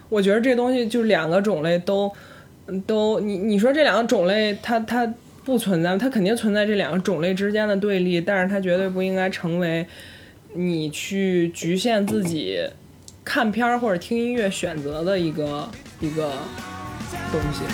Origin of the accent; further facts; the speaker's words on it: northern China, China; now in Beijing, China; 我又是一个土生土长北，北方人